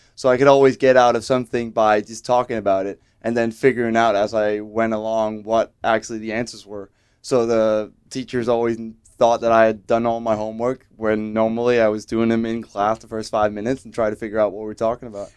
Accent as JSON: {"language": "English", "country": "Denmark", "tie": "born or raised there", "moved": "as an adult", "lives_now": "Vancouver, Canada", "said": "still see every time I'm back in Denmark"}